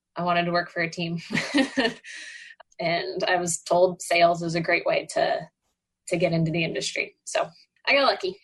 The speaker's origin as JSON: {"language": "English", "town": "Dallas", "region": "Texas", "country": "United States", "tie": "born or raised there", "moved": "yes", "said": "I grew up in Dallas"}